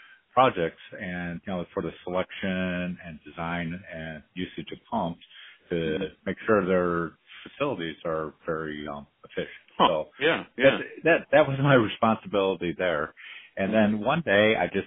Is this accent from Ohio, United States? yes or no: yes; Cleveland, Ohio, United States; I was born and raised in Cleveland, Ohio